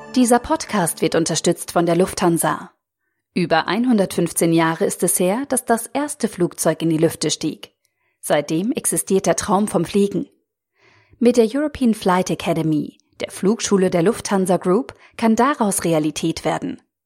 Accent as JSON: {"language": "German", "country": "France", "moved": "yes", "said": "als Franzose"}